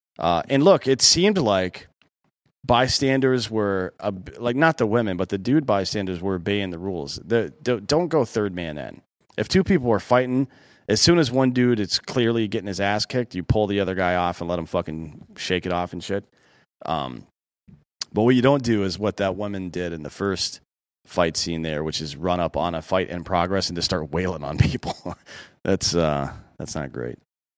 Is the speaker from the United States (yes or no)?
yes; Miami, Florida, United States; I'm from Miami. You know what we do is run up from behind people and punch them in the face.